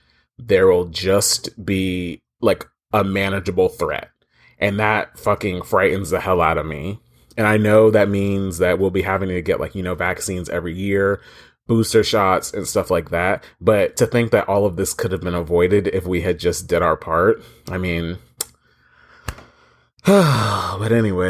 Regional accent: Florida, United States; I am unfortunately from Florida, and that sucks because this place is a hellhole swamp.

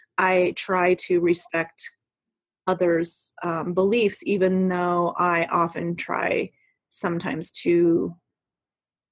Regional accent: United States; We're American

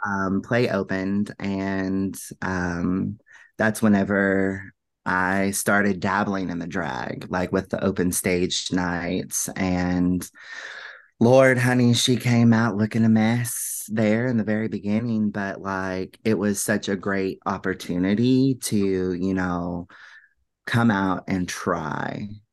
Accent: Finchville, Kentucky, United States; I grew up in a small town right outside of Louisville, and it's actually called Finchville

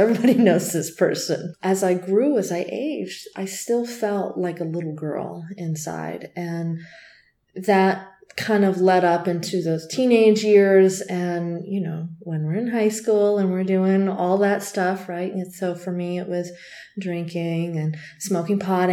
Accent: Tucson, Arizona, United States; I'm from Tucson.

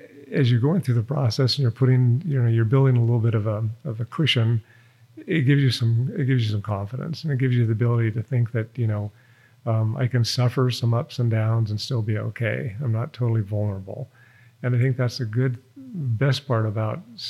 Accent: Reno, Nevada, United States; also born or lived in Boston / Cincinnati / Switzerland; I was born and raised in Reno, Nevada

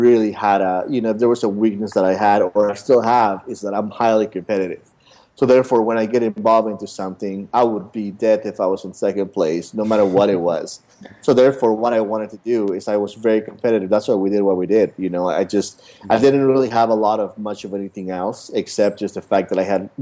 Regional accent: Utah, United States; moved away as an adult; now in Los Angeles, United States; I grew up in Utah my whole life

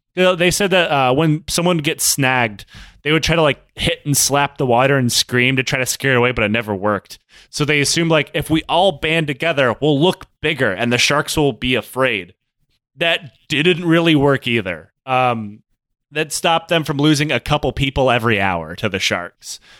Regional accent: Detroit, Michigan, United States; moved away; I'm from Detroit

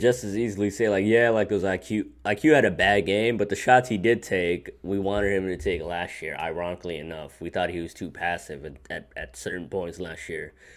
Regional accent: New York, United States; as a New Yorker, as a Knicks fan

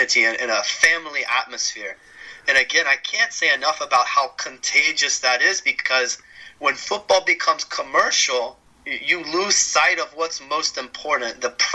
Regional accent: United States; I'm from the United States.

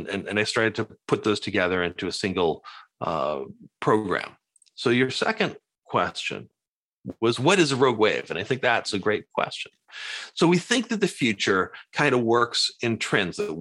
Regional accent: Cambridge, Massachusetts, United States; also born or lived in Maine; I grew up spending time in Cambridge, Massachusetts, kind of the Harvard world, and in a fishing village in Maine

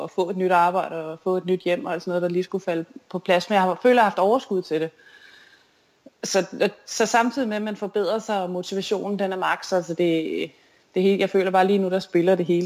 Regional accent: Fredericia, Southern Denmark, Denmark; især da jeg vandt DM på den olympiske år i Fredericia ja. på, i min hjemby.

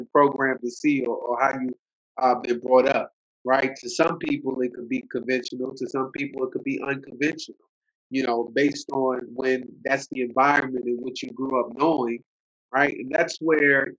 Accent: United States; born or raised there; also born or lived in Alexandria, Virginia / Silver Spring, Maryland / Norfolk, Virginia

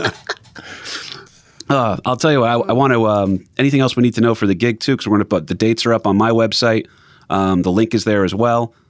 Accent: New Jersey, United States; growing up in Jersey

